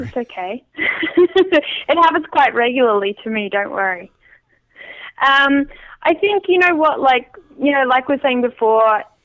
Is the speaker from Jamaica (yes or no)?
no; small town near Adelaide, South Australia, Australia; now in Vancouver Island, Canada; the little yeah. town that I grew up